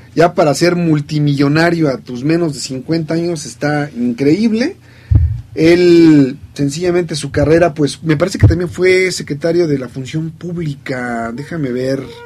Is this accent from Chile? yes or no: no; Mexico; somos los mexicanos